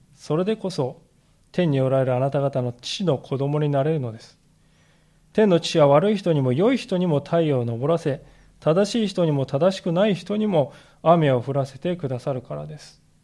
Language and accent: Japanese; Japan; 私たちの国